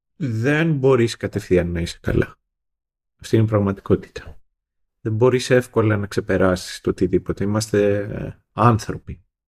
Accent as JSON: {"language": "Greek", "country": "Greece", "said": "εμείς ως Έλληνες"}